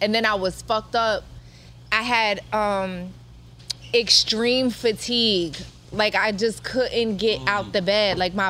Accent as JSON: {"language": "English", "region": "East Coast", "country": "United States", "tie": "born or raised there", "lives_now": "Los Angeles, United States", "said": "But even growing up on the East Coast, like I'm just not used to that weather anymore."}